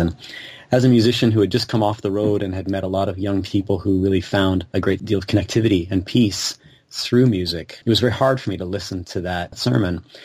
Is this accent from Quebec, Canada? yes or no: no; Kitchener, Ontario, Canada; I grew up here in Kitchener